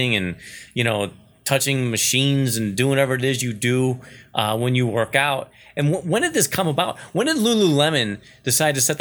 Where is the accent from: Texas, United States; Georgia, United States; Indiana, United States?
Indiana, United States; Northwest; moved away; I grew up around Northwest Indiana.